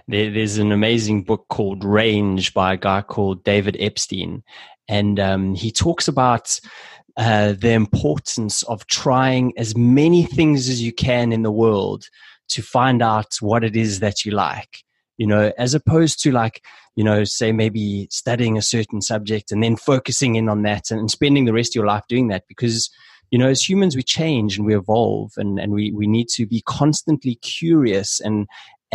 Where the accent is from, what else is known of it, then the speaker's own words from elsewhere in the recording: South Africa; we're both South African